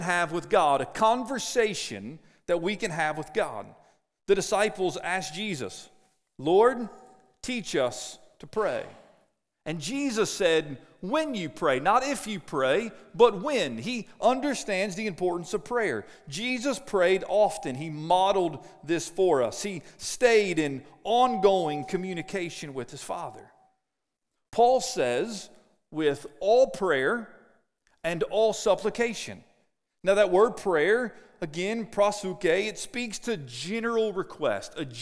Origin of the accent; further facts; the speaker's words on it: Cincinnati, Ohio, United States; moved away; I grew up in Cincinnati